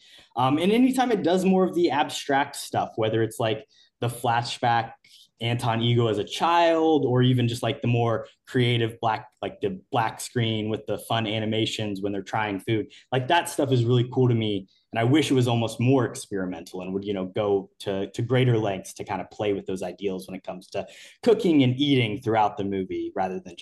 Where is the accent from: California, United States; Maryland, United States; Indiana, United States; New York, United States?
Indiana, United States; Muncie; Muncie, Indiana, my hometown